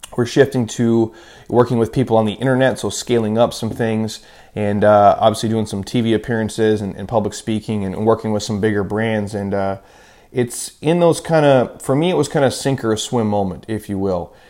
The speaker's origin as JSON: {"language": "English", "region": "Midwest", "country": "United States", "tie": "born or raised there", "said": "I grew up in the Midwest"}